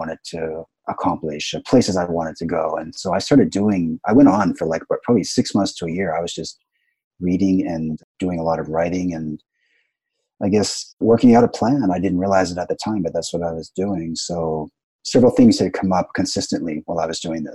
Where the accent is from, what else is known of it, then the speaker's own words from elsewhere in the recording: Canada; moved away as an adult; also born or lived in Vancouver; now in Japan; I'm from Canada originally